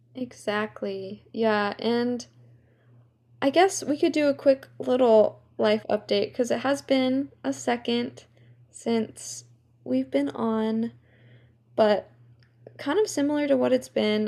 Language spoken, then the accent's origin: English; California, United States; also born or lived in New York; I grew up in New York, and then at the age of seven, I moved from New York to California